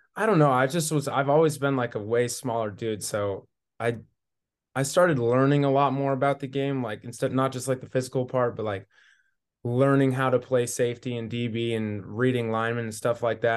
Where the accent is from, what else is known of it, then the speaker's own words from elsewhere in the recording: Newport, Washington, United States; moved away; also born or lived in Montana; I'm from Newport, Washington, so a small little one A school.